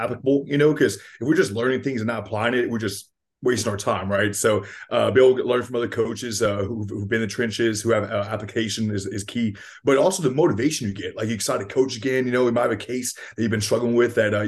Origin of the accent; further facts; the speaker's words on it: Lafayette, Louisiana, United States; also born or lived in Youngsville, Louisiana; I'm from Lafayette, Louisiana. I live here in Youngsville, Louisiana